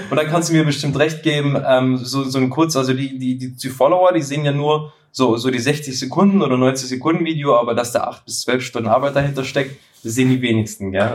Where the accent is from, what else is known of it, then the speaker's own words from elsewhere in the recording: near Schwäbisch Hall, Baden-Württemberg, Germany; ich komme ja ähm, aus dem Süden, aus in der Nähe von Schwäbisch Hall